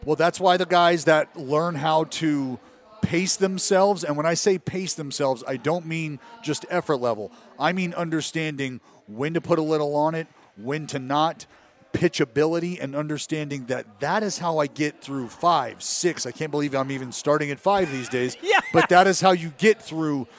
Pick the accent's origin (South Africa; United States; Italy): United States; Stockton, California; also born or lived in Sacramento / Oakland; growing up in Stockton